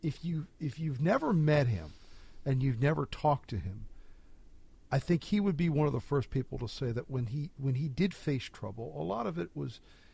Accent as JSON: {"language": "English", "region": "New Jersey", "country": "United States", "moved": "yes", "lives_now": "Washington, D.C., United States", "said": "I'm from New Jersey"}